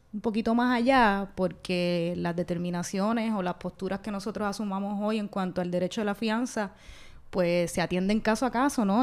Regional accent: Bayamón, Puerto Rico; soy de Bayamón

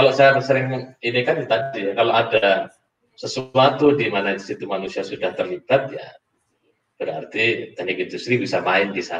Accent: Surabaya, East Java, Indonesia; karena saya dari Surabaya yang panas.

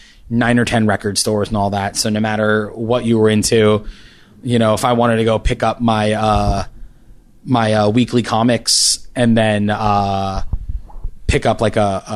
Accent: New York City, New York, United States; also born or lived in Bronx, New York City; now in San Diego, United States; Born in the Bronx, raised in Manhattan, grew up down in the Village

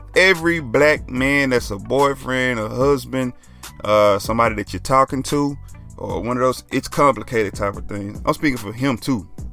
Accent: Dallas, Texas, United States; I'm from Oak Cliff

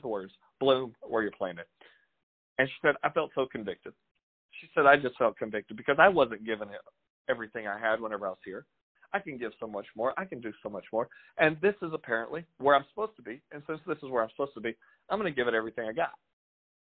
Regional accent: Louisiana, United States; moved away; I'm from Louisiana, but I'm a local

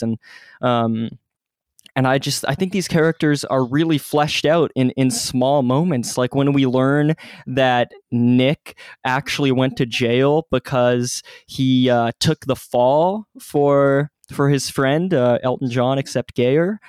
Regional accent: Ontario, Canada; my area because uh, that part of Ontario, which is which is a province in Canada

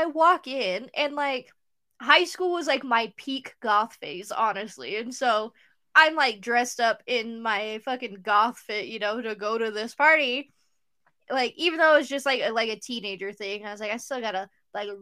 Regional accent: Utah, United States; growing up in Utah, the majority of my friends growing up were Mormon

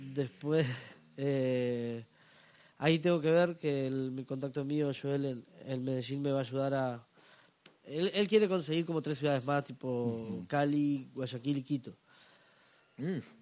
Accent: Salto, Uruguay; moved away as an adult; now in Montevideo, Uruguay; yo vengo del norte de Uruguay, en realidad, una ciudad que se llama Salto

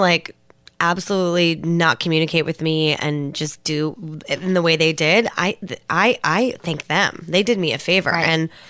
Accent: Alameda, California, United States; Props to Alameda, California. And they've never been there. It's a beautiful little island.

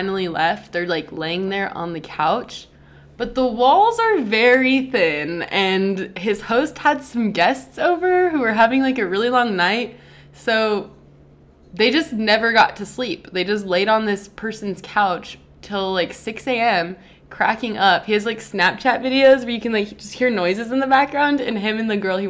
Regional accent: an hour and a half from Los Angeles, California, United States; my hometown is, like, an hour and a half from Los Angeles

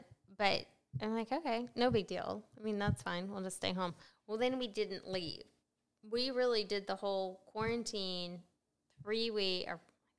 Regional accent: Midwest, United States; As long as because we're from the Midwest.

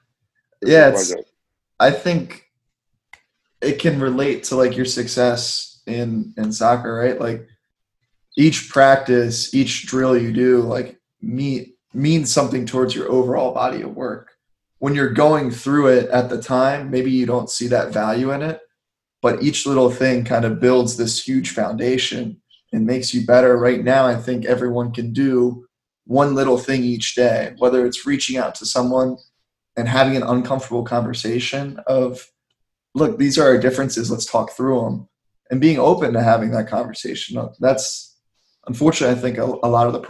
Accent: United States; also born or lived in Delaware; growing up in Montgomery County, it's a very diverse

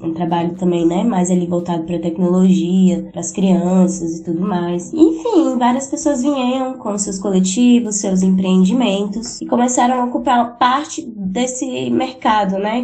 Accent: Taguatinga, Federal District, Brazil; Nós dois crescemos aqui no Mercado Sul

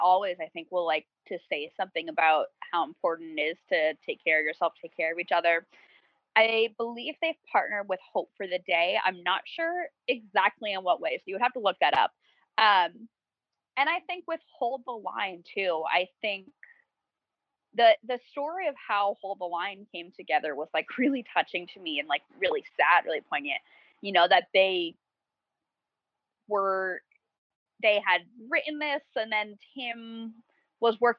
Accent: New Jersey, United States; I'm from New Jersey.

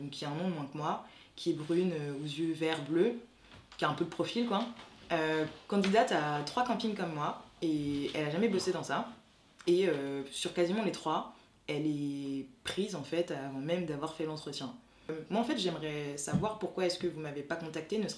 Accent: France; je suis française mais d'origine haïtienne, j'ai été adoptée enfant

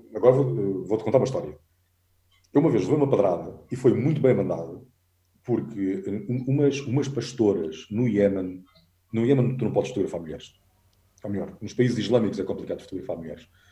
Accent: Alentejo, Portugal; eu sou alentejano

